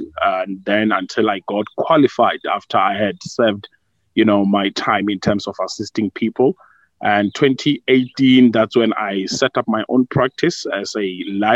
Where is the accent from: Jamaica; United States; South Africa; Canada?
South Africa; Vuwani, Limpopo; also born or lived in Polokwane; born and bred in Vuani in Limpopo. That's just outside the famous town of Thohoyandou.